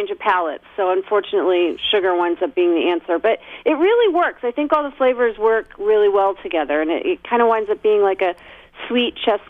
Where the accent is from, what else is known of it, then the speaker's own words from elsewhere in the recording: Northern Virginia, United States; I grew up in Northern Virginia. So yeah, I was definitely one of the weird ethnic kids.